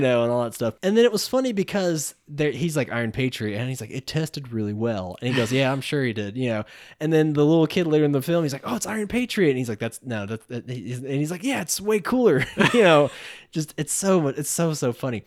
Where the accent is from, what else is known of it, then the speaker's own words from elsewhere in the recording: Johnson City, Tennessee, United States; also born or lived in Unicoi, Tennessee; I was from Johnson City